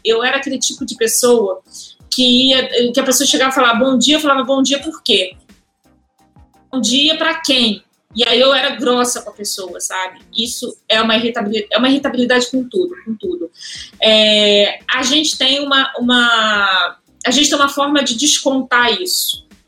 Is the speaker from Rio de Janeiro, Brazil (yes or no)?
yes; Rio de Janeiro, Brazil; Sou do Rio, como vocês perceberam meu sotaque.